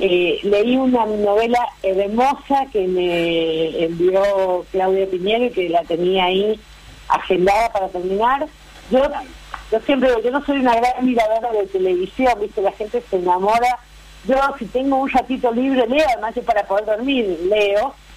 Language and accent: Spanish; Cuyo, Argentina; moved away; also born or lived in Córdoba; soy cuyana